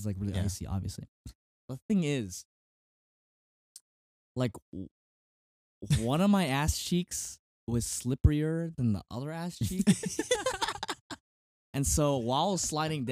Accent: Canada; We're so Canadian

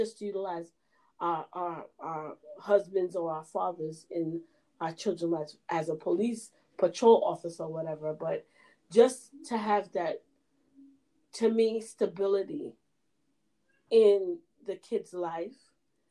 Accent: Jamaica; we're Jamaican

